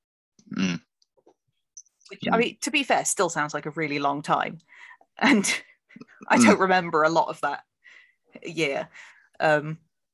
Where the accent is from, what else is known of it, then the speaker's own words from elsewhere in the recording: Plymouth, South West England, United Kingdom; I grew up in Plymouth